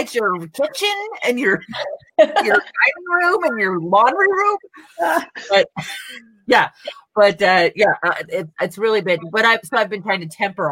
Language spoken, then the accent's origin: English; West Coast, United States; now in New Mexico, United States; I'm from the West Coast and I'm from the, you know, the big city-ish area.